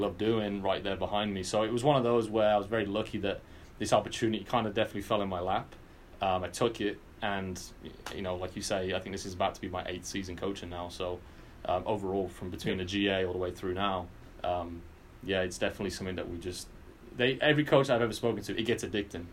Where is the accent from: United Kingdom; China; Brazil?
United Kingdom; England; moved away; as a kid growing up in England